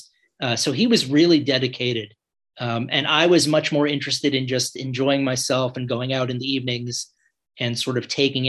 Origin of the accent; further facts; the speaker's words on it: New York City, New York, United States; moved away as an adult; also born or lived in New Orleans, Louisiana / Macau / Hong Kong; now in Alexandria, Virginia, United States; I grew up in New York City